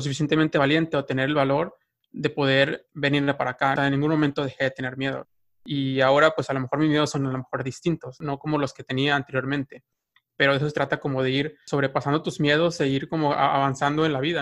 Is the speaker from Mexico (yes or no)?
yes; Mexico; moved away as an adult; now in United States